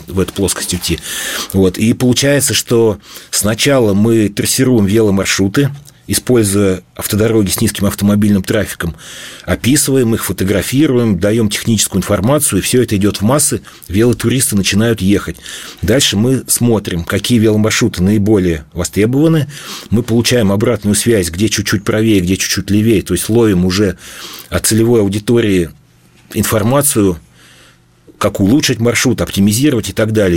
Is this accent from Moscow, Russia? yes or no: no; Bashkortostan, Russia; Башкирию мы там родились, всю жизнь живем, и мы ее прекрасно знаем